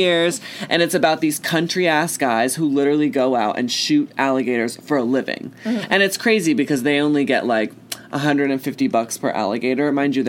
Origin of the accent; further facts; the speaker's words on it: Texas, United States; I'm from Texas